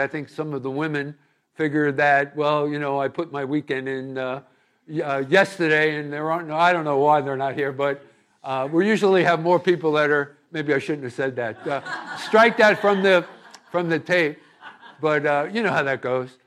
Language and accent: English; East Coast, United States; moved away as an adult; also born or lived in California; I was raised here on the East Coast